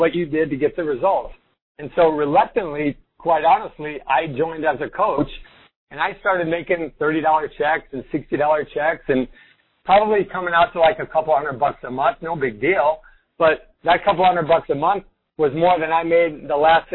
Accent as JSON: {"language": "English", "town": "Rockford", "region": "Illinois", "country": "United States", "said": "I'm from Chicago area, Rockford, Illinois, and I'm Italian"}